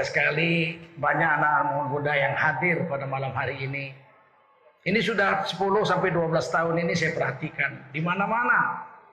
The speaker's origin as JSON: {"language": "Indonesian", "area": "Malay", "region": "Sumatra", "country": "Indonesia", "said": "kami orang Melayu. Bapak saya orang Melayu."}